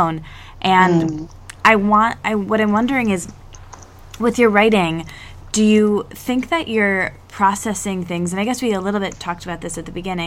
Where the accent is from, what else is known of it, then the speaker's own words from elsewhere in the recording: Michigan, United States; now in New York, United States; where are you from? And I tell them Michigan